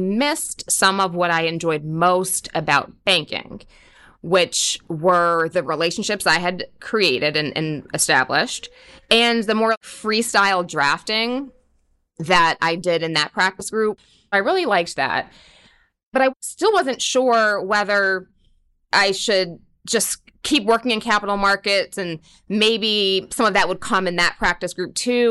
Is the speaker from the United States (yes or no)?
yes; Stamford, Connecticut, United States; also born or lived in New York; growing up in Stamford, Connecticut, that meant Wall Street